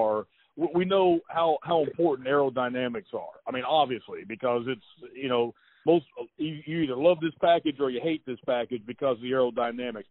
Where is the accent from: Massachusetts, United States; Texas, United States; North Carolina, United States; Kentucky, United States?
Kentucky, United States; Eastern; moved away; I'm back in the town that I grew up in Eastern Kentucky